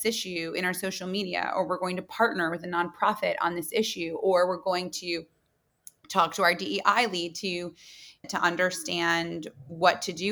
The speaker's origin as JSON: {"language": "English", "town": "Muncie", "region": "Indiana", "country": "United States", "tie": "born or raised there", "also_born_or_lived": "New York City", "moved": "as an adult", "said": "I'm a girl from Muncie, Indiana"}